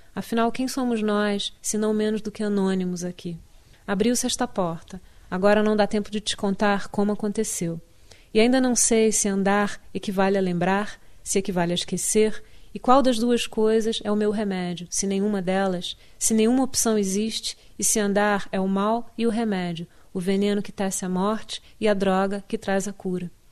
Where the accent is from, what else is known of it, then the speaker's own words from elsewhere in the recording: Rio de Janeiro, Brazil; moved away as an adult; now in United States; eu vou me sentir carioca sempre, mesmo que nunca mais volte ao Rio de Janeiro